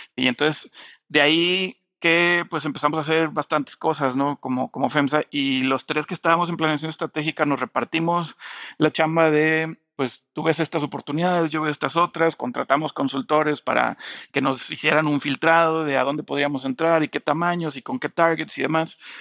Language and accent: Spanish; Monterrey, Nuevo León, Mexico; moved away as an adult; el sueño de regresar a Monterrey, donde, de donde yo soy